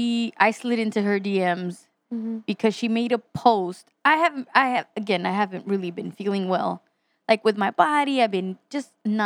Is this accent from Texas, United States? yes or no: yes; Texas, United States; I'm from Texas.